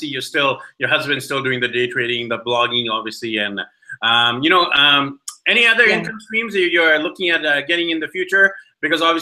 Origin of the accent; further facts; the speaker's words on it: Vancouver, British Columbia, Canada; moved away as an adult; We are from Vancouver, BC, Canada